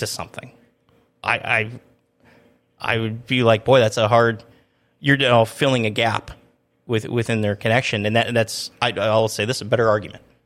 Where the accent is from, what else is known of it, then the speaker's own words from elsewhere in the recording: Minnesota, United States; now in Grand Forks, United States; I grew up in Minnesota where you can pretty much ride your snowmobile from the Canadian border almost to Minneapolis